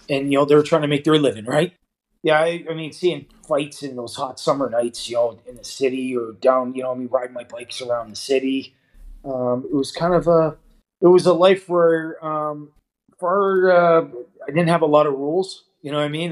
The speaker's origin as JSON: {"language": "English", "town": "Toronto", "region": "Ontario", "country": "Canada", "tie": "born or raised there", "moved": "as an adult", "lives_now": "Davos, Switzerland", "said": "I was raised um, in the east end of Toronto uh, from an early age down at Broadview and Queen area."}